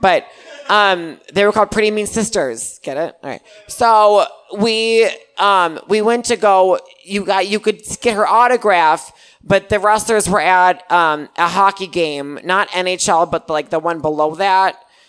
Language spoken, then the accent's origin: English; Milwaukee, Wisconsin, United States; Oh, I'm from Milwaukee.